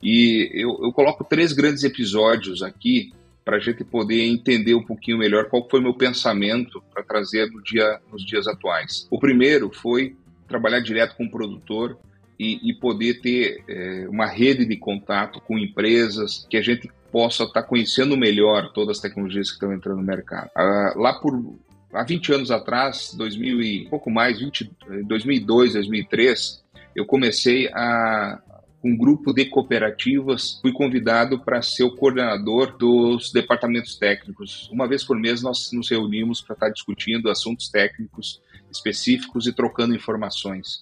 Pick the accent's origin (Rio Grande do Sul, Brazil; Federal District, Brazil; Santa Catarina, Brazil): Rio Grande do Sul, Brazil; Passo Fundo; moved away as an adult; now in São Paulo, Brazil; a minha criação toda foi no Rio Grande do Sul, em Passo Fundo